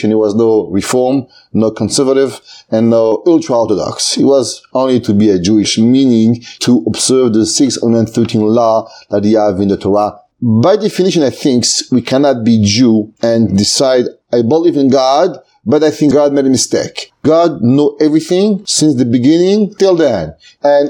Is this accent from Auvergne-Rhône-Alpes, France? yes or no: yes; Aix-les-Bains, Auvergne-Rhône-Alpes, France; moved away as an adult; also born or lived in Marseille, France / Paris, France / Lakewood, New Jersey, United States; I grew up in France, in a small city, it's called Aix-les-Bains, in Savoie